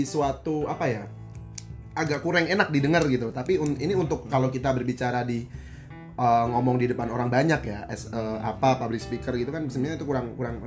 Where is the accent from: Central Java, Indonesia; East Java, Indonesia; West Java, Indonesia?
Central Java, Indonesia; moved away as an adult; now in Jakarta, Indonesia; gua ngomong gua orang Jawa, Jawa Tengah